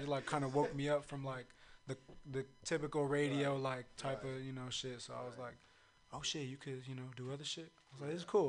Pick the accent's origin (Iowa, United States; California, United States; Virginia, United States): California, United States; Los Angeles; I'm from Los Angeles, California. Mm-hmm. I forgot to mention that. Yeah. You know, South Central L.A.